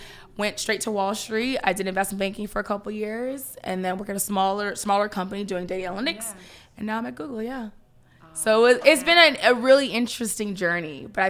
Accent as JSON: {"language": "English", "town": "Opa-locka", "region": "Florida", "country": "United States", "tie": "born or raised there", "said": "We grew up in Opa-locka, and. Gotta be."}